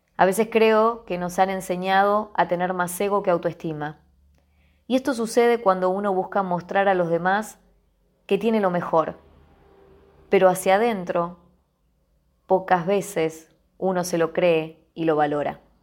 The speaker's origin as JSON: {"language": "Spanish", "country": "Argentina"}